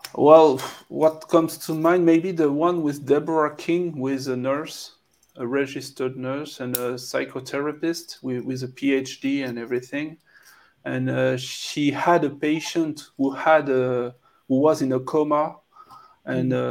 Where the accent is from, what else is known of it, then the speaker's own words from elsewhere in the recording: France; accent: French; English is a second language; I'm French, so you can uh, probably hear my French accent